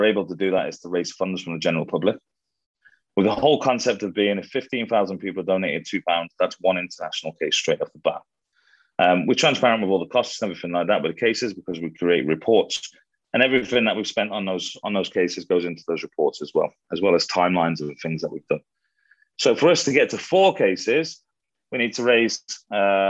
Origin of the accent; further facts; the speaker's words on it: United Kingdom; being Brit